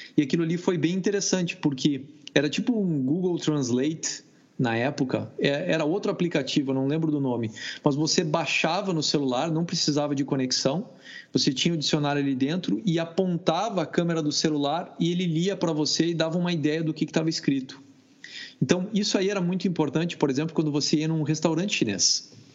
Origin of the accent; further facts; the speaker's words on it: Brazil; Baxi, que é Brasil.